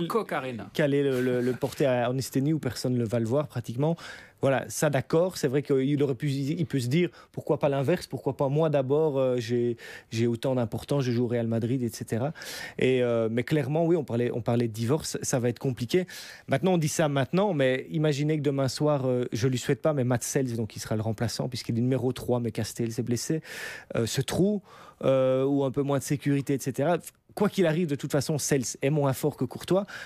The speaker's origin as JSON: {"language": "French", "country": "Belgium", "said": "on est belge"}